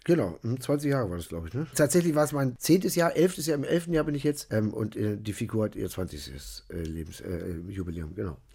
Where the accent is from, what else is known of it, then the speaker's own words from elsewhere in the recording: Ruhr area, North Rhine-Westphalia, Germany; also born or lived in Berlin; now in Cologne, Germany; weil ich bin ja aus dem Ruhrgebiet